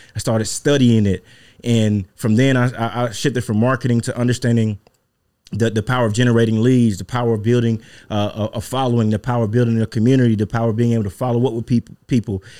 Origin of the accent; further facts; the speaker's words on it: Mississippi, United States; born and raised in Mississippi.